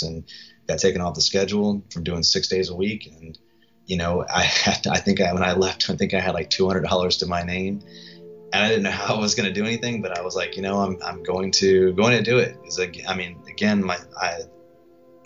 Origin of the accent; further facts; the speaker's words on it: Gloucester, Virginia, United States; also born or lived in Hampton, Virginia; now in Austin, United States; I come from Virginia, from a small town, Gloucester, Virginia